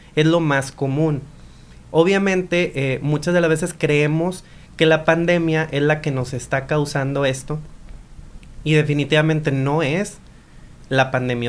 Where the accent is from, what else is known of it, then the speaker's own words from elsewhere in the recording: Mexico; soy muy orgullosamente mexicano